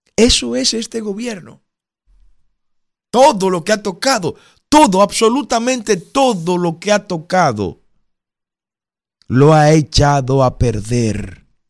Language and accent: Spanish; Dominican Republic; somos los dominicanos